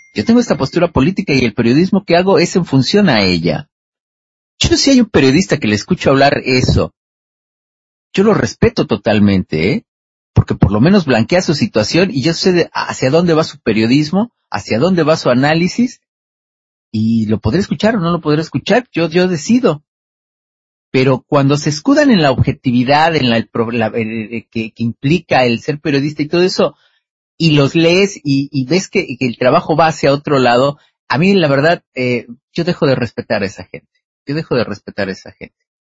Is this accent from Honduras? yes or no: no; Mexico